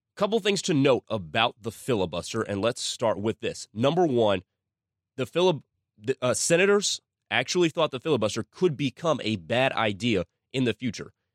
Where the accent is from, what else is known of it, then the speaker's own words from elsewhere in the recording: United States; I am an American and I live in a country that has fantastic ideals